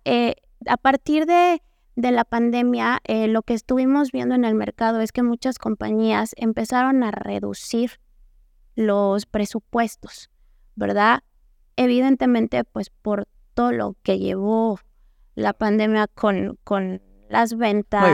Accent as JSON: {"language": "Spanish", "country": "Mexico", "said": "como mexicanos, latinoamericanos"}